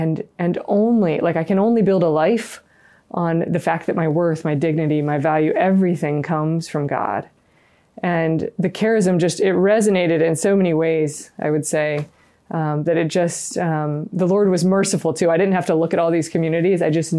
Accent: the South, United States; Yeah, growing up in the South, I wasn't around religious and never had kind of an experience with religious, didn't think about it ever.

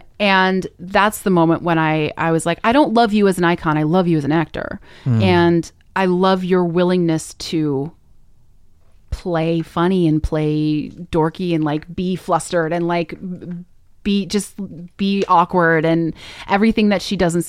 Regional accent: Minnesota, United States; I mean, you know, growing up in Minnesota, like there was the Mall of America, Wisconsin, right?

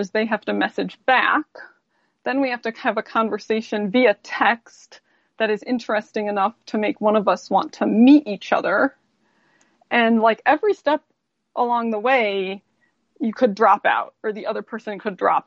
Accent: Cleveland, Ohio, United States; now in Utah, United States; I'm originally from Cleveland

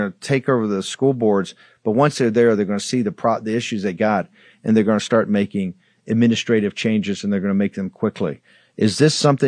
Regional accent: Richmond, Virginia, United States; I'm from Richmond

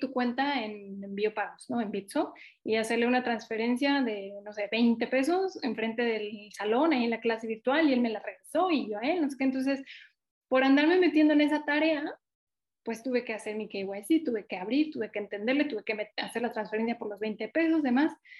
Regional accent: Mexico; yo no soy de Ciudad de México y, y tengo mucha sensibilidad al interior del país

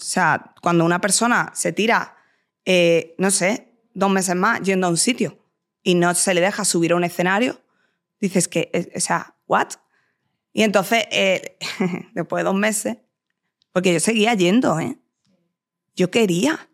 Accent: Jerez de la Frontera, Andalusia, Spain; accent: andaluz; moved away; Yo soy de Jerez, eh, yo he vivido 23 años en Jerez, te quiero decir, eh, mm, por lo que sea, hablo así

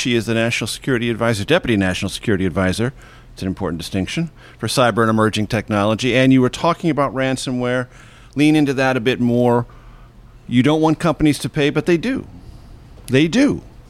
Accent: California, United States; my home state of California.

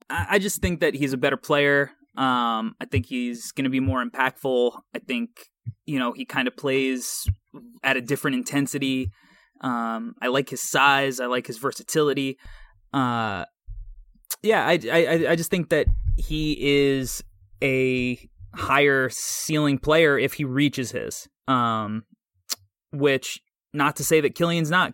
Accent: New York, United States; I'm from New York

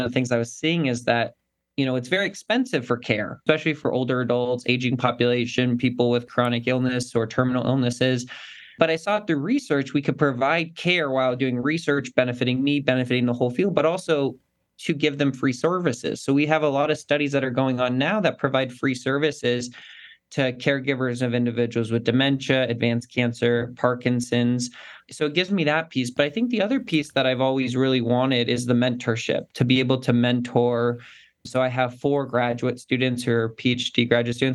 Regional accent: Carson City, Nevada, United States; I grew up in it's actually the capital of Nevada, Carson City, Nevada, but it's a rural town, about 55,000 people.

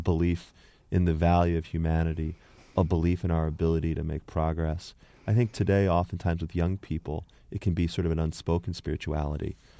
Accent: Connecticut, United States; moved away; also born or lived in Boston; when I grew up in Connecticut, there were no Iranians

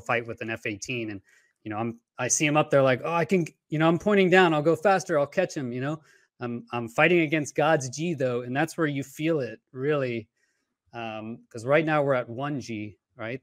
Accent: Houston, Texas, United States; moved away as an adult; I grew up in Houston, Texas

